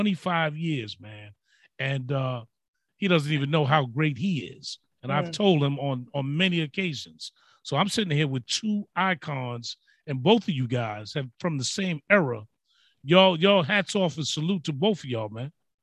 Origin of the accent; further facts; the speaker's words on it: New York City, New York, United States; I'm from the Bronx